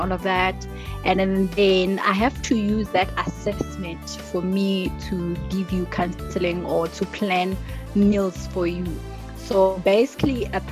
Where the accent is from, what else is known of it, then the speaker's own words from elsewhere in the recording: Mpumalanga, South Africa; I'm from Mpumalanga